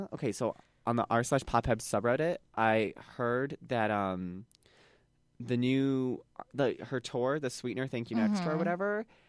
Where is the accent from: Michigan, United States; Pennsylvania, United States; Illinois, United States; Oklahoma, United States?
Illinois, United States; Chicago; We're from Chicago.